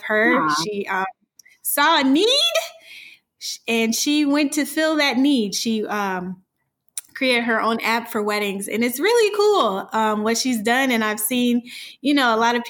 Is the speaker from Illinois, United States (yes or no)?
yes; Illinois, United States; my home state of Illinois